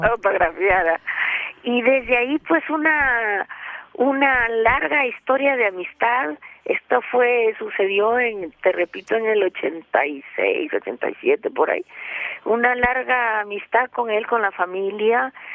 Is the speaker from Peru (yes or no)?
yes; Peru; now in Mexico; quería mucho a mi país de origen que es el Perú